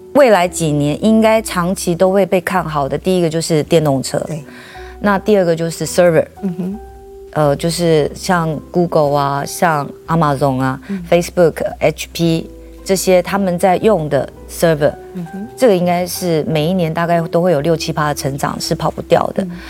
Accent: Taiwan; 因为我们台湾人永远都是台湾人嘛

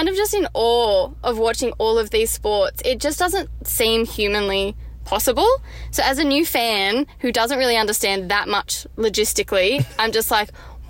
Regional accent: New South Wales, Australia; moved away as an adult; now in Melbourne, Australia; So I grew up in New South Wales. So I grew up South Sydney Rabbitohs, if that means much.

